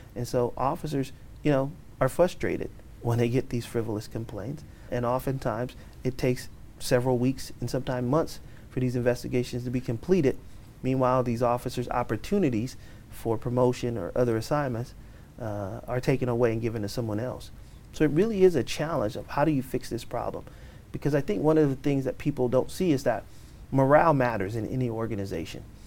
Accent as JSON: {"language": "English", "town": "Oakland", "region": "California", "country": "United States", "tie": "born or raised there", "said": "born and raised in Oakland"}